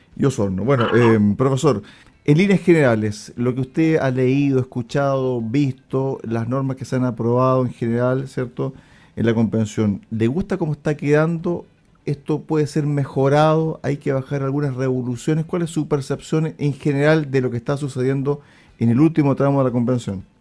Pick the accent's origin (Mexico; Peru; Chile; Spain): Chile; nosotros como sociedad chilena